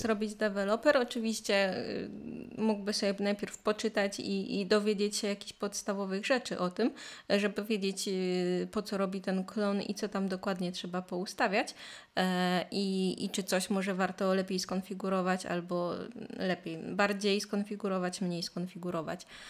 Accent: Poland; first language Polish; nasz ojczysty język

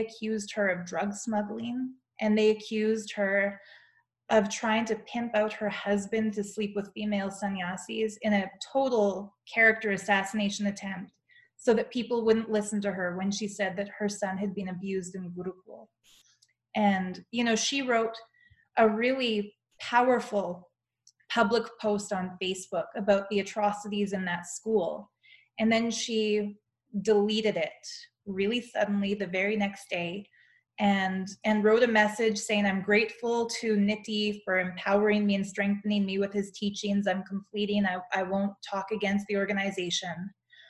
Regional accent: Calgary, Alberta, Canada; moved away; also born or lived in Toronto / India; I have to go back to my hometown to do it. So I booked myself a flight to Calgary

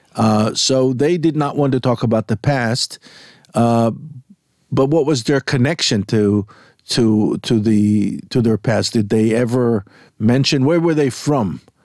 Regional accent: Jaffa, Tel Aviv District, Israel; technically born in Yafo.

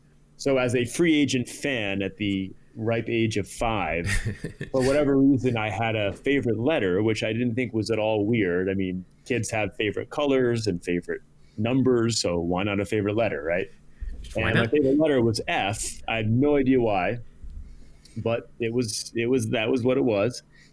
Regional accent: Greenville, Rhode Island, United States; So I grew up in Greenville, Rhode Island.

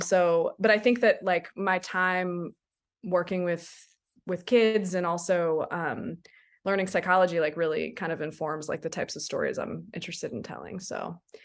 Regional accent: Silver Spring, Maryland, United States; now in Takoma Park, United States; I grew up in Silver Spring, right in Colesville

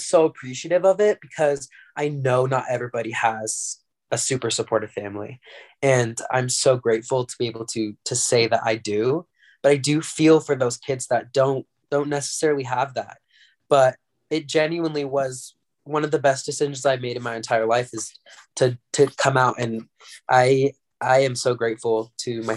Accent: Utah, United States; also born or lived in California; So I'm from California, but I moved to Utah when I was around 8 years old. So I've been in Utah for quite a long time.

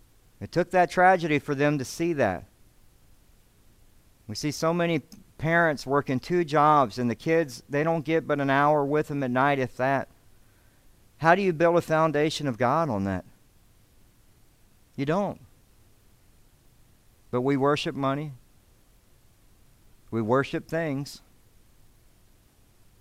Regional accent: Alabama, United States; now in Devine, United States; I grew up in Alabama

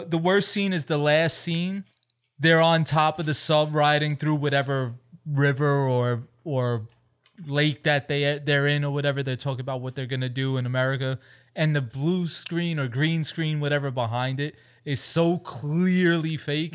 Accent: East Hampton, New York, United States; also born or lived in Florida; we're living in Grandma and Grandpa's house in East Hampton

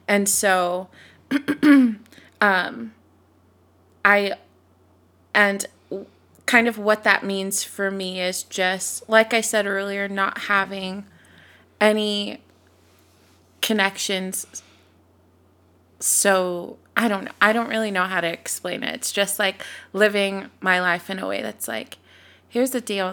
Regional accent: Sacramento, California, United States; moved away as an adult; now in Texas, United States; I was born and raised in Sacramento, California, moved to Texas, almost exactly four years ago.

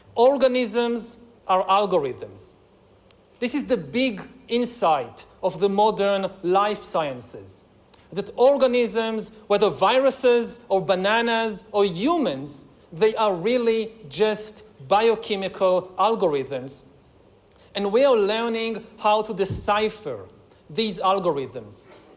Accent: Israel; my home country of Israel

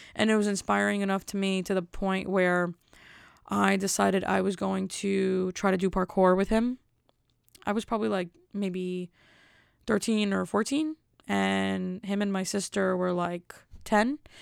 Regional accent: Elizabeth, New Jersey, United States; I'm from Elizabeth.

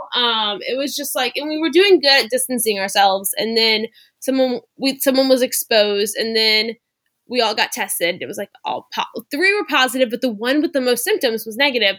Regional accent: suburbs near New Orleans, South Louisiana, United States; moved away as an adult; also born or lived in Waco, Texas (Baylor University); I grew up in South Louisiana in the suburbs near New Orleans

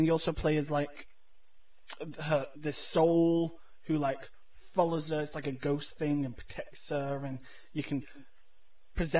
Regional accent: United Kingdom; as a Brit

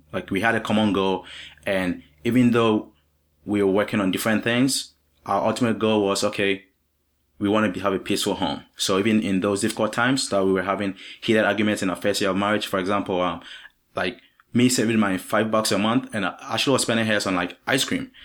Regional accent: Ghana; also born or lived in Virginia; now in Vermont, United States; I'm not from the U S, I'm from Ghana in Africa

